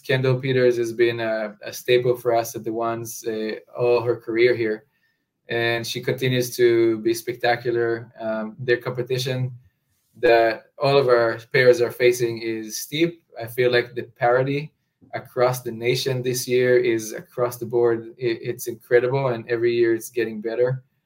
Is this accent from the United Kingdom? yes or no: no; Israel; moved away as an adult; now in New Orleans, United States; growing up in Israel, I've never imagined myself living in Louisiana